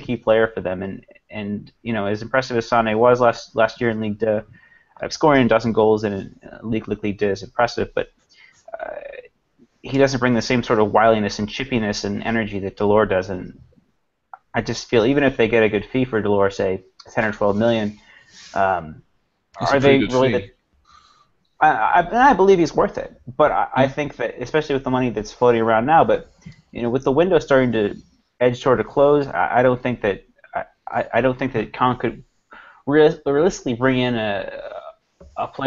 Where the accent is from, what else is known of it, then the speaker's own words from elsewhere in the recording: United States; being an American, okay, being from the States